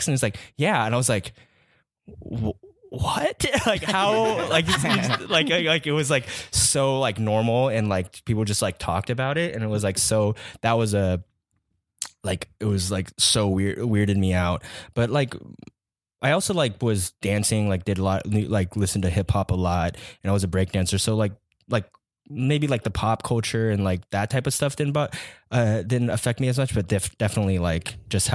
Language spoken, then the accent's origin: English; Taiwan; moved away as an adult; also born or lived in Atlanta, Georgia, United States; now in California, United States; moved to Taiwan when I was like 9, and then was there until I was 19, and then came to California for college.